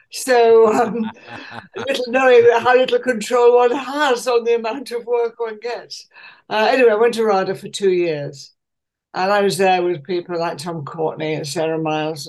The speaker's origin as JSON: {"language": "English", "town": "Leeds", "region": "Yorkshire and the Humber", "country": "United Kingdom", "tie": "born or raised there", "also_born_or_lived": "Hull / London / Manchester", "moved": "as an adult", "said": "I was born in Hull during the war, but brought up in Leeds"}